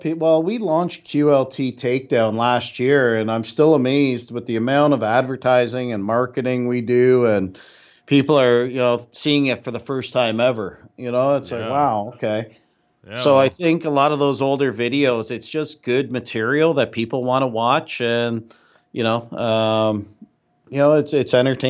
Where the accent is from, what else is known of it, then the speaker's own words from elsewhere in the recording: Canada; No. I'm Canadian, so I can say it.